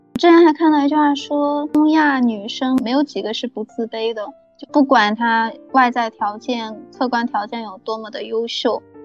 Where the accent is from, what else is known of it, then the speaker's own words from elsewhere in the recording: southern China, China; accent: southern; 明显听口音能听出来我是南方人